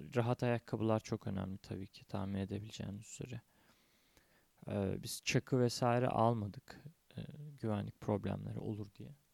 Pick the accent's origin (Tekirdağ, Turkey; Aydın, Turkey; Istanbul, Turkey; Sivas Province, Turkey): Tekirdağ, Turkey; Tekirdağ'da indim memleketimde